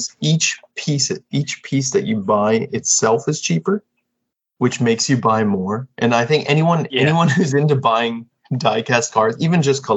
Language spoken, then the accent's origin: English; Florida, United States; now in Japan; I'm from Florida originally